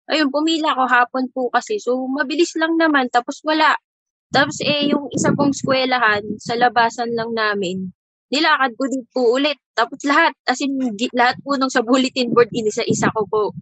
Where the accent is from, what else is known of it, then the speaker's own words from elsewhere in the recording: Parañaque, Metro Manila, Philippines; Ah, kasi po presinto ko po sa Makat, ay sa Paranaque, taga Paranaque po ako.